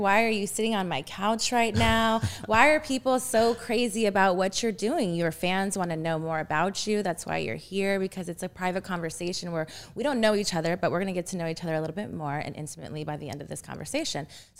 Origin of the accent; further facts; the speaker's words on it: Texas, United States; also born or lived in Panama; I was born in Panama, but then we moved to Texas when I was I think 3 or so. So I only knew Texas